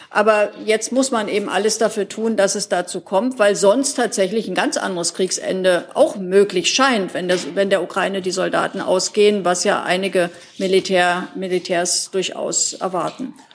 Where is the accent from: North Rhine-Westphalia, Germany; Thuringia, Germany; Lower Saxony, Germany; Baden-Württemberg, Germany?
Thuringia, Germany; ich bin zwar gebürtige Thüringerin